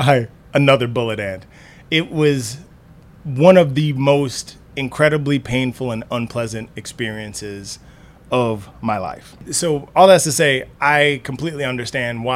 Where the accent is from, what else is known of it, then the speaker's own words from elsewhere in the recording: the South, United States; I was raised in the South